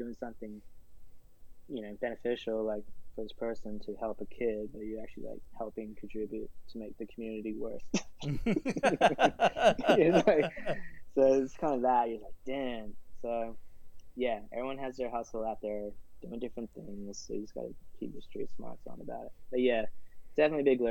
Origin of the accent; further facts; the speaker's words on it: Australia; moved away as an adult; now in New York, United States; growing up in Australia